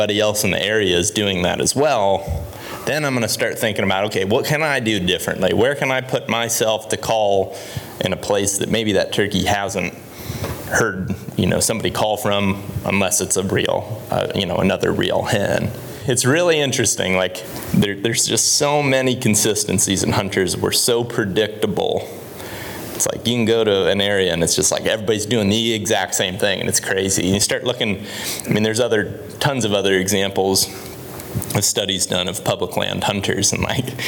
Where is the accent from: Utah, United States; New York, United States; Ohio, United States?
Ohio, United States; moved away; I grew up in Ohio, and when I was a kid, you could only hunt till noon